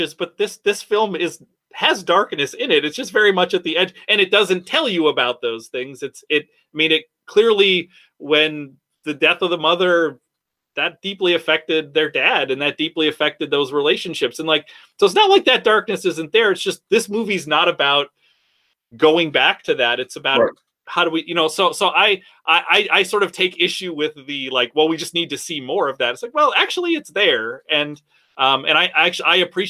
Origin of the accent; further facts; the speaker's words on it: Midwest, United States; also born or lived in Alabama; as a Midwesterner